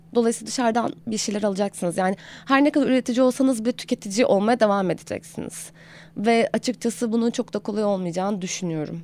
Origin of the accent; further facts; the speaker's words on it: Aegean Region, Turkey; moved away as an adult; now in Istanbul, Turkey; doğduğumdan itibaren zaten e, sıradan bir Egeli olarak belli bir beslenme kültürüm var